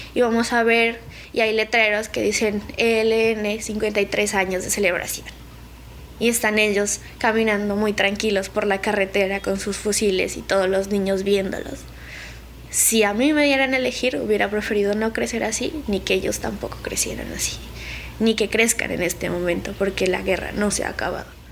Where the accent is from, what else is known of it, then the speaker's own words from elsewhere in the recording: Samaniego, Nariño, Colombia; soy del municipio de Samaniego, Nariño de la capital, que sería pues el centro, eh, que es Pasto, está a unas tres horas. Y la vereda donde yo, digamos, crecí y vivo